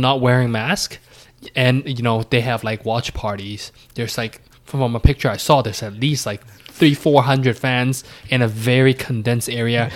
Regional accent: Canada; me being Canadian

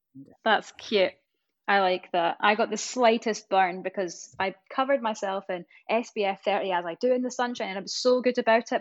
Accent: East Coast of Scotland, United Kingdom; accent: Scottish; I'm obviously from the East Coast. So I really roll my R's

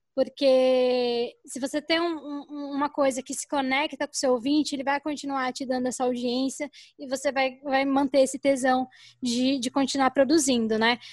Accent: São Paulo, Brazil; moved away as an adult; now in Cuiabá, Brazil; eu estou morando em Cuiabá há um ano, nasci em São Paulo

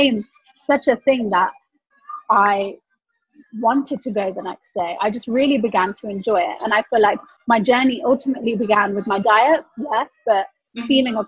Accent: West Midlands, United Kingdom; I'm from the West Midlands.

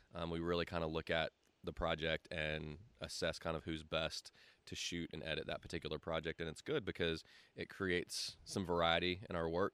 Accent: Greenville, South Carolina, United States; I've been here my whole life

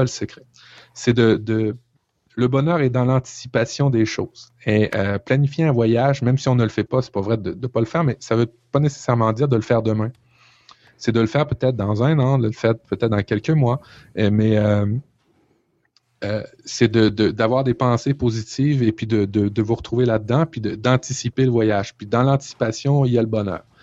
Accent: Canada; chez nous au Canada

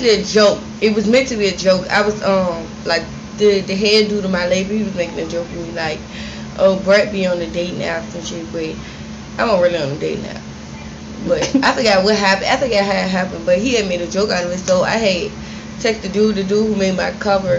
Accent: Richmond, Virginia, United States; also born or lived in New York; I was born in New York, but I was raised in Richmond, Virginia

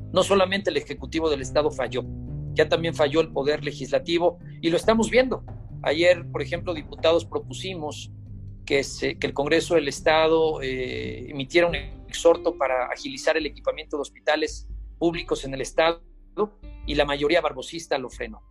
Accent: Puebla, Mexico; como poblanos

